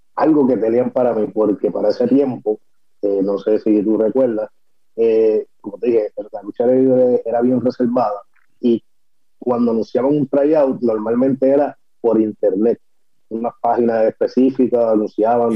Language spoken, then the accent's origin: Spanish; Guaynabo, Puerto Rico; yo soy de, de Guaynabo, de Guaynabo City